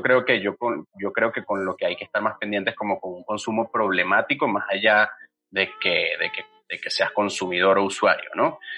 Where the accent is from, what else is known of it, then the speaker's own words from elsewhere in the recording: Venezuela; now in Mexico; yo soy venezolano